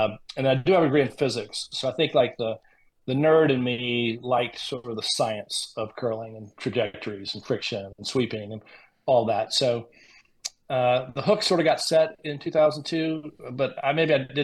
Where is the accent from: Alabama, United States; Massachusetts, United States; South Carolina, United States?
South Carolina, United States; Greenville; also born or lived in Rhode Island; I'm from Greenville, South Carolina